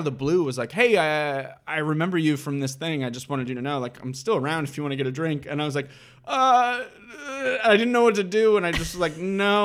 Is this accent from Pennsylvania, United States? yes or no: no; Cleveland, Ohio, United States; moved away as an adult; also born or lived in Fairview Park, Ohio; now in New York City, United States; I'm from Cleveland. I'm from Cleveland, Ohio.